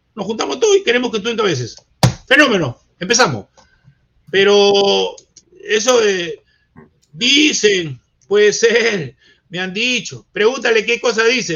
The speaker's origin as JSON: {"language": "Spanish", "country": "Peru", "said": "yo soy peruano. Yo soy peruano, mi bandera, mi himno, mi país"}